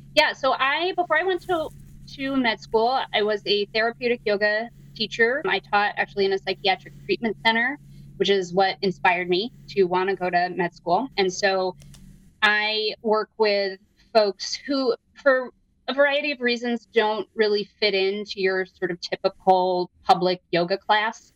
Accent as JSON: {"language": "English", "town": "Downingtown", "region": "Pennsylvania", "country": "United States", "tie": "born or raised there", "moved": "as an adult", "lives_now": "Evanston, United States", "said": "From outside of Philadelphia. Uh, shout out to Downingtown, Pennsylvania, my hometown."}